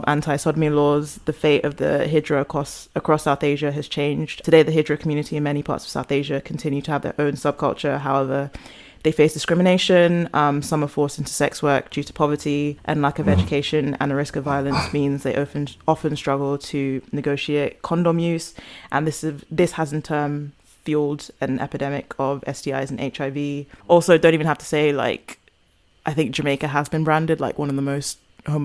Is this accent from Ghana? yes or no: yes; Ghana; as a Ghanaian, like I love the culture